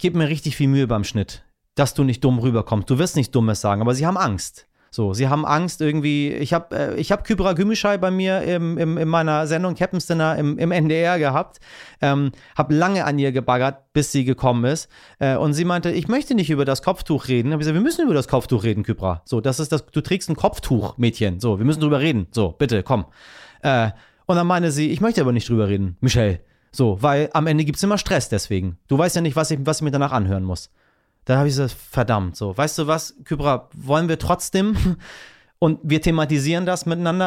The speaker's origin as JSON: {"language": "German", "country": "Iran", "said": "als Iraner"}